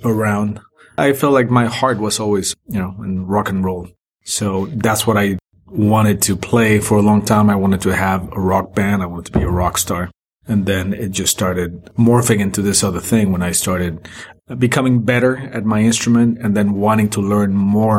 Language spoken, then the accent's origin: English; Mexico City, Mexico; moved away as an adult; also born or lived in Boston; all my formative years were in Mexico since I was born until I was 21